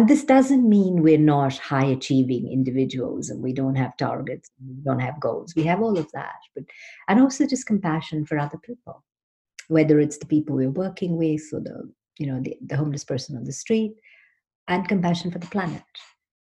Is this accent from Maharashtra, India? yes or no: yes; Mumbai, Maharashtra, India; moved away as an adult; also born or lived in Sydney / London; I grew up in Mumbai, in Bombay